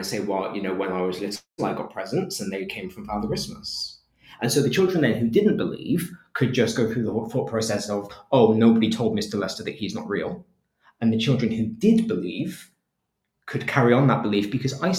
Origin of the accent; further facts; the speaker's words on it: England, United Kingdom; as an English person